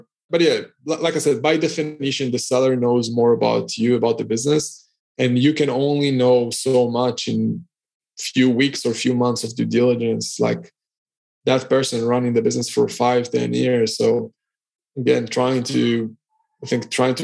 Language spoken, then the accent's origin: English; Israel; now in Cyprus; so I'm originally from Israel. I'm currently based in Cyprus.